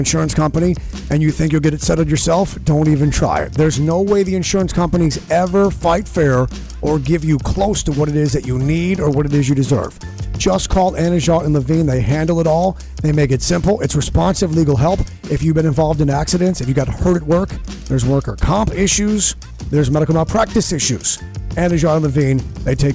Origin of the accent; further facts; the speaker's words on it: Geneva, New York, United States; my hometown of Geneva, New York